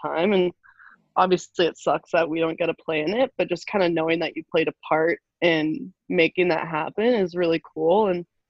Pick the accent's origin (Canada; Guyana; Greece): Canada; moved away as an adult; we're from Canada